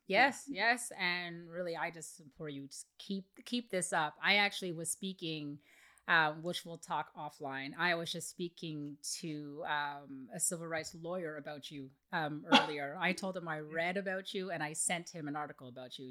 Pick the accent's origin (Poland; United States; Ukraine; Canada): Canada; I'm Canadian